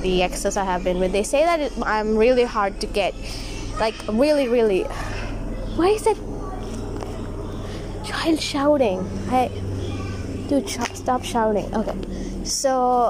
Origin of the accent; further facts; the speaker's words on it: India; As an Indian girl